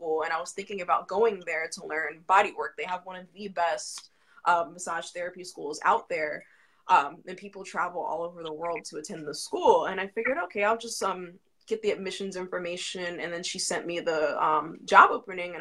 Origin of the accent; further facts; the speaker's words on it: Virginia Beach, Virginia, United States; I'm from Virginia Beach, Virginia